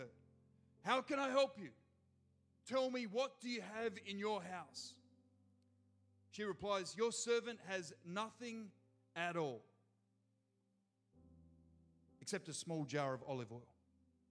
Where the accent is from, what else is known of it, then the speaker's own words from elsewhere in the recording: Gold Coast, Queensland, Australia; I'm from the Gold Coast